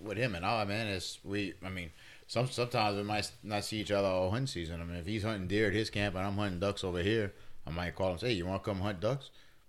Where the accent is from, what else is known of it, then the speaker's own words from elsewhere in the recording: Louisiana, United States; as a Cajun and the way we grew up over here